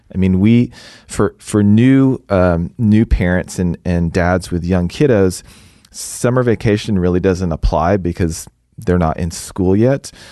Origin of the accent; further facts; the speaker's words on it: Houston, Texas, United States; moved away as an adult; also born or lived in East Coast; now in Dallas, United States; I'm originally from Houston.